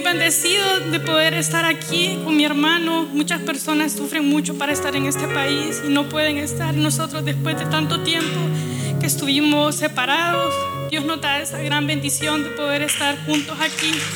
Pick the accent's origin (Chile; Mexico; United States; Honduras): Honduras; Yo soy de Honduras